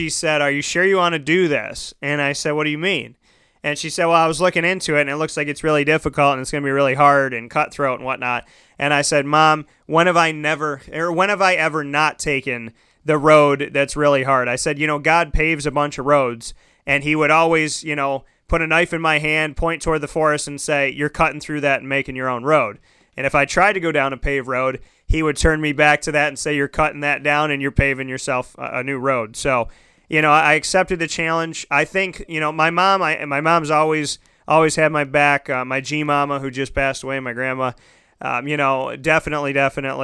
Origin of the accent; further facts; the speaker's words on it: Syracuse, New York, United States; also born or lived in Orlando / Scranton, Pennsylvania; This is my hometown